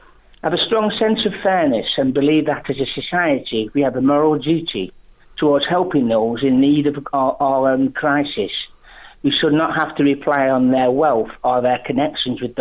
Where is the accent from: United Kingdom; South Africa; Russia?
United Kingdom; Macclesfield, North West England; my hometown of Macclesfield